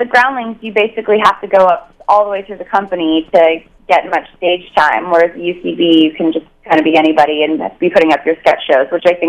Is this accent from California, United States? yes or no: yes; Northern California, United States; now in Los Angeles, United States; I'm such a California girl. I grew up in NorCal.